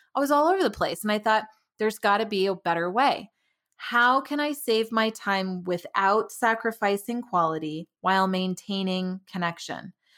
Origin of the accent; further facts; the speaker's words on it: Tucson, Arizona, United States; moved away as an adult; also born or lived in Denver, Colorado; now in Frederick, United States; I'm originally from Tucson, Arizona